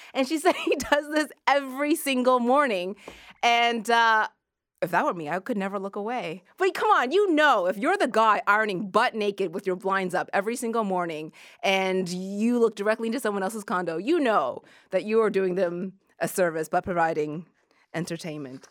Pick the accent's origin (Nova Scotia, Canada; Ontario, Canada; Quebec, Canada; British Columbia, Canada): Nova Scotia, Canada; Halifax; I grew up in Halifax, and when I was a kid, we used to, uh, go clam digging for fun